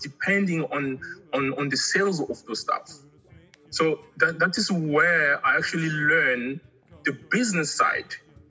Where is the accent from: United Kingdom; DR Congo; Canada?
DR Congo; also born or lived in Angola; now in South Africa; Originally, I'm from Angola, but I grew up in the Congo. And I came to South Africa about 20 years ago.